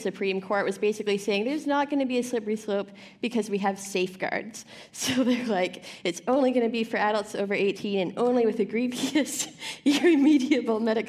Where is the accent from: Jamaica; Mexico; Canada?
Canada; I am a Canadian